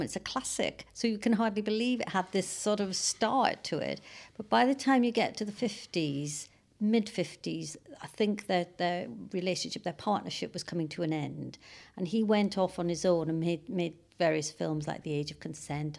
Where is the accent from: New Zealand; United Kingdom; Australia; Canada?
United Kingdom; North Wales; now in Cambridge, United Kingdom; I'm from Wales. I'm from North Wales originally